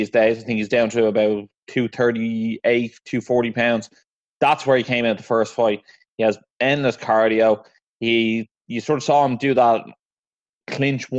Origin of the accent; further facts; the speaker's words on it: Ireland; obviously being Irish